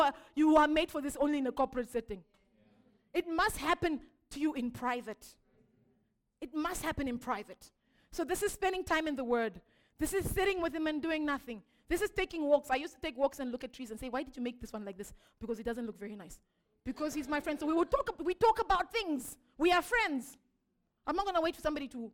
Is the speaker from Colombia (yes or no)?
no; Zimbabwe; I'm from Zimbabwe